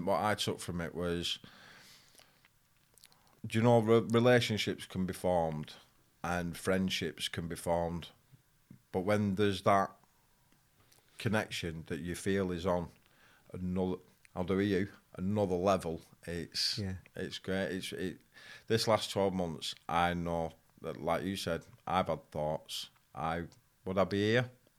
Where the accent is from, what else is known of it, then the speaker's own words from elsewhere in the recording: Bolton, North West England, United Kingdom; It's gone from growing up in Bolton